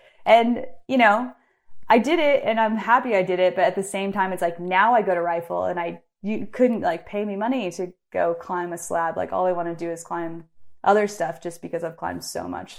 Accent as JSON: {"language": "English", "town": "Bend", "region": "Oregon", "country": "United States", "tie": "born or raised there", "said": "He was also from Bend, born and raised in Bend, like me."}